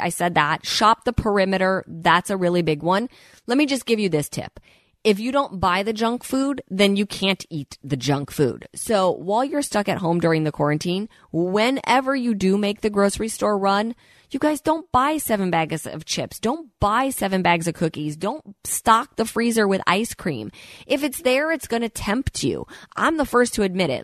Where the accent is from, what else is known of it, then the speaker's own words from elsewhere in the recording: Midwest, United States; moved away as an adult; now in Los Angeles, United States; I purposely moved to Los Angeles for a reason when I was twenty years old. I grew up in the Midwest